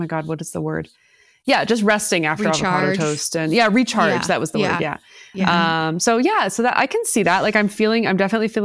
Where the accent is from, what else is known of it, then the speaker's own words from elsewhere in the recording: Toronto, Ontario, Canada; also born or lived in Oakville; I was born and raised in the beaches.